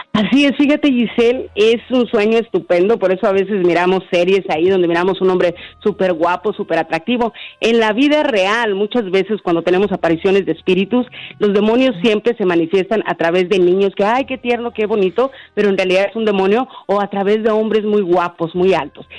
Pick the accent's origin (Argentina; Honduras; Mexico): Honduras; now in Nashville, United States; yo soy de Honduras